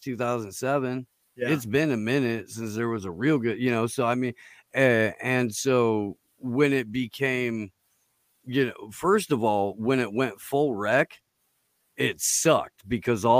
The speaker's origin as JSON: {"language": "English", "region": "Midwest", "country": "United States", "tie": "born or raised there", "said": "I grew up in the Midwest"}